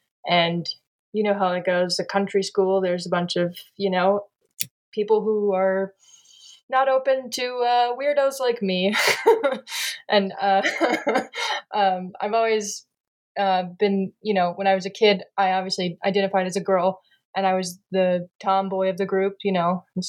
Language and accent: English; San Antonio, Texas, United States; also born or lived in New Mexico / Tennessee; I've always lived in the South. I mean, I was born in San Antonio, Texas, and that's where I live today.